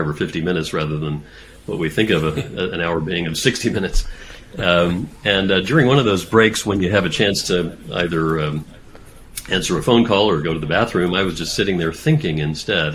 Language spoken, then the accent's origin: English; Texas, United States; moved away as an adult; also born or lived in Massachusetts; I went back to medical school in my home state of Texas